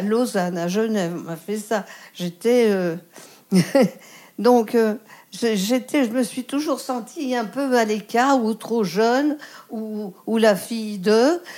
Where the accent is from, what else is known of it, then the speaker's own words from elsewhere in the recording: Lyon, Auvergne-Rhône-Alpes, France; also born or lived in Marseille; chez moi à Lyon